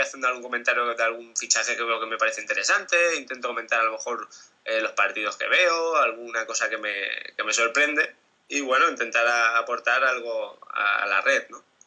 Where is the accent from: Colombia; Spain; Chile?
Spain; soy español